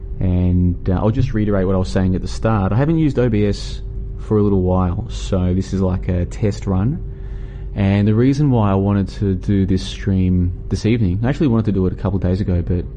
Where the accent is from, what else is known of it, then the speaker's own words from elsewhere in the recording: Melbourne, Victoria, Australia; moved away as an adult; also born or lived in Brisbane, Australia; I'm currently traveling through Southeast Asia, Vietnam, and I'm originally from Melbourne, and then I spent a few years in Brisbane, in Australia.